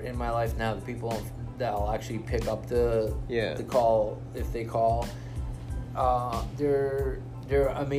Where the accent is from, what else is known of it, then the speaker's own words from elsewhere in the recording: Israel; I'm from Israel.